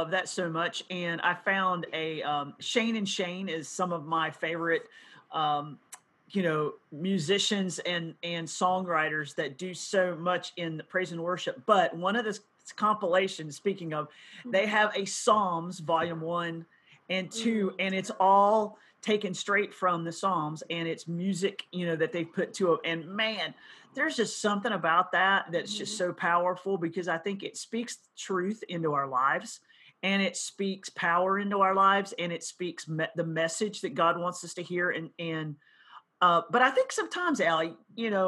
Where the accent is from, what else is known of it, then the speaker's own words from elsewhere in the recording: North Carolina, United States; I grew up in North Carolina